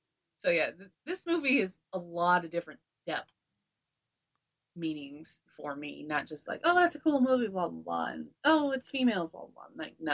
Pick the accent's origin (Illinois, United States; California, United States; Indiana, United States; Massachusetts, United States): Indiana, United States; South Bend; I am from South Bend. That is where my grandmother lives currently.